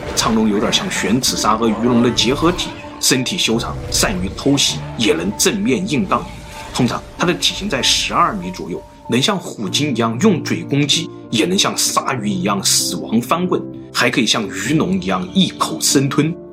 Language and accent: Chinese; China; 我们中国人